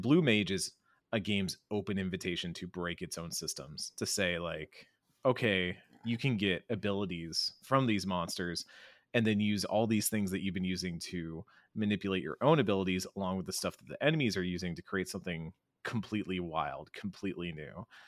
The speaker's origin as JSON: {"language": "English", "town": "Austin", "region": "Texas", "country": "United States", "said": "I'm from Austin, from Austin, Texas, uh, the land of great barbecue"}